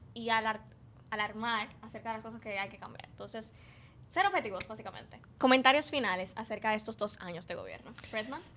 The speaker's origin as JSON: {"language": "Spanish", "country": "Dominican Republic", "said": "lo que tenemos en común los cuatro es que somos dominicanos"}